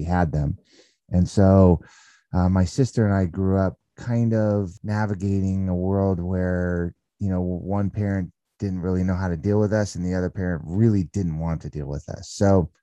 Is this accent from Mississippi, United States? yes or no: no; San Fernando Valley, California, United States; I grew up in the San Fernando Valley of California